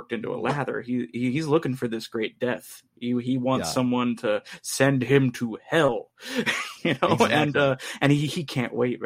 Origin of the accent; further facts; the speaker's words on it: Southern California, United States; growing up in Southern California